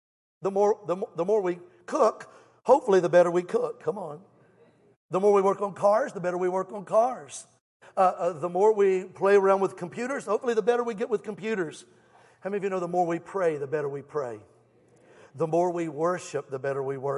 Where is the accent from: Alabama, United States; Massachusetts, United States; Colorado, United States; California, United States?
Alabama, United States; I'm from Alabama.